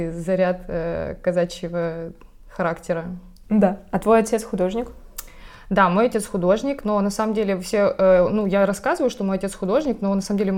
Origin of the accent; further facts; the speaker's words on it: Krasnodar, Krasnodar Krai, Russia; moved away; я выросла в Краснодаре, это юг, это Кубань, говорят, на Кубани.